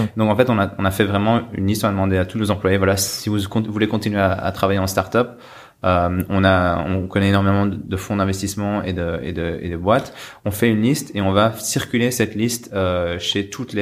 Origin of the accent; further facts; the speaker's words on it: Belgium; En tant que Belge